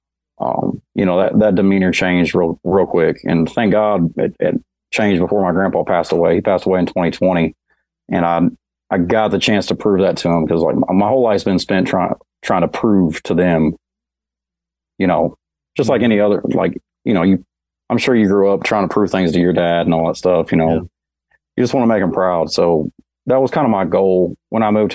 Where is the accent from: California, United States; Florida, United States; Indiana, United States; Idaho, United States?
Indiana, United States; Newburgh; moved away as an adult; also born or lived in Madisonville, Kentucky; now in Nashville, United States; I was born in Madisonville, Kentucky, and I grew up in Newburgh, Indiana, mainly.